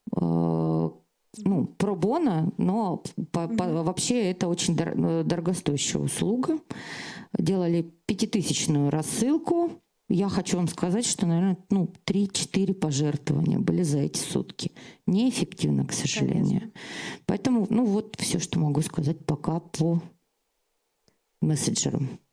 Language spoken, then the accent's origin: Russian; Krasnoyarsk, Krasnoyarsk Krai, Russia; я из Красноярска, из центра России